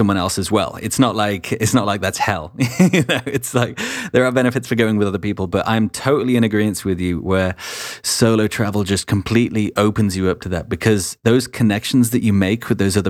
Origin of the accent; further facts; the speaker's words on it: England, United Kingdom; also born or lived in Wales; I'm English and was raised in England